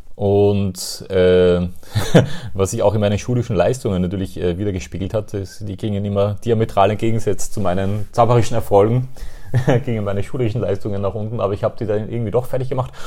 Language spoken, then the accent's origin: German; Austria; ich komme aus Österreich